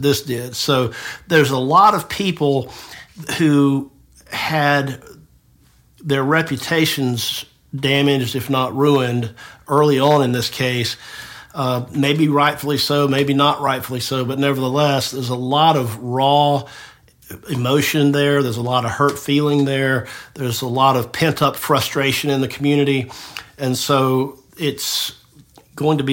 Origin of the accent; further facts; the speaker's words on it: Tifton, Georgia, United States; moved away as an adult; now in Marietta, United States; I grew up in Tifton, so I know the area